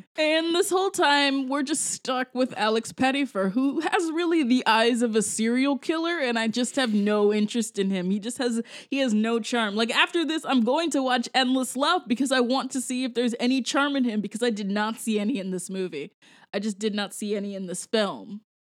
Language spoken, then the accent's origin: English; Jamaica; I am actually a Jamaican person